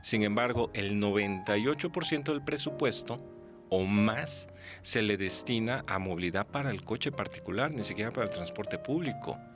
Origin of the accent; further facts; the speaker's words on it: Xalapa, Veracruz, Mexico; also born or lived in McAllen, Texas / Fort Collins, Colorado; mis memorias de jalapeño